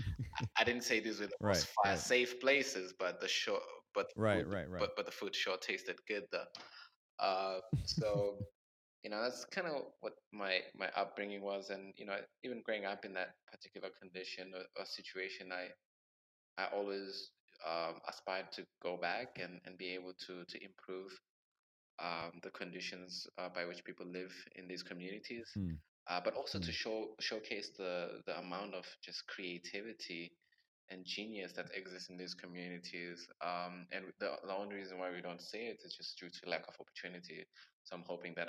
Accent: Durban, KwaZulu-Natal, South Africa; moved away; I was born in Durban, South Africa, and I think by the age of 13, I had moved like over nine times in different Bay Areas. So I've practically lived all across Durban

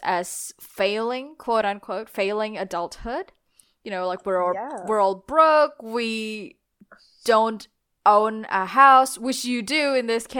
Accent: Indonesia; now in Australia; Because I'm originally from Indonesia, and these problems exist in Indonesia. And then I moved to Australia

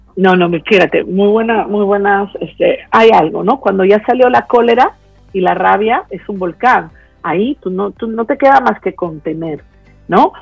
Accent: Peru; yo soy de Perú

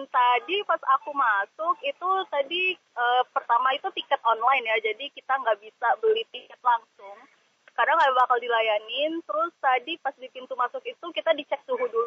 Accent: Jakarta, Indonesia; Jadi uh, istilahnya ya saya juga sebagai orang DKI Jakarta yang nggak ada salahnya untuk berwisata ke area outdoor gitu sendiri.

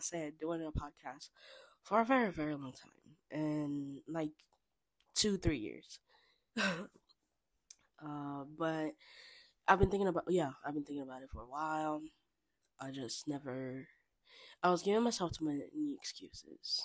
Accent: Kinshasa, DR Congo; moved away as an adult; now in United States; I was born and raised in Kinshasa, DR Congo

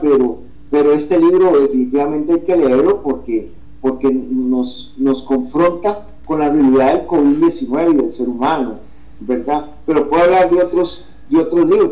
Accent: Costa Rica; una publicación ya de acá que hice en mi país de mis primeros dos poemarios, eh, Retratos y El hombre mundano, que se publicó un año después, en el 2014, en la Feria del Libro de San José

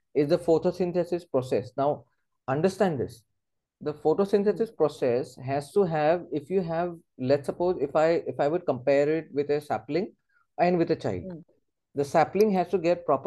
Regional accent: Assam, India; I'm from that place and I've grown from that place

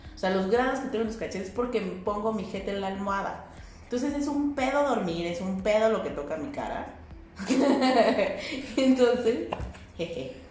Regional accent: Mexico; mis derechos como ciudadana mexicana

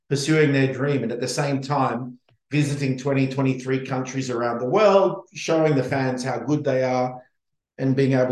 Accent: Australia; as an Australian, Brisbane afterwards is even more exciting.

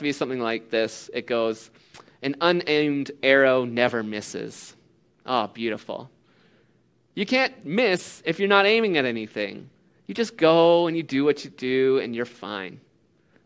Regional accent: Canada; as a Canadian

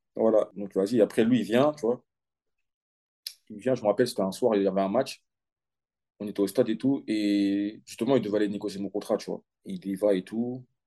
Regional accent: Aulnay-sous-Bois, Île-de-France, France; moved away as an adult; J'ai commencé à Aulnay, au CSL Aulnay, de mon club de, quartier

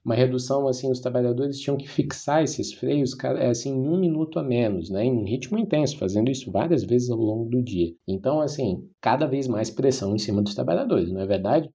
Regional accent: Itajaí Valley, Santa Catarina, Brazil; eu sou do Vale do Itajaí, em Santa Catarina

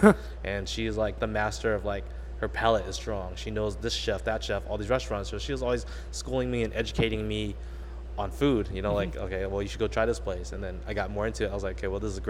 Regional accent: Westminster, California, United States; I grew up in Little Saigon, which is Orange County

